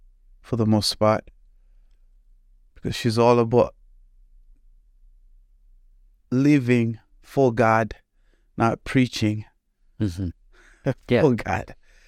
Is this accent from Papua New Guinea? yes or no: no; Zimbabwe; moved away as an adult; now in United States; So when you take the aspect that I'm from Zimbabwe, I came to the United States back in August of 2008 to go to Fred Hartman University for college.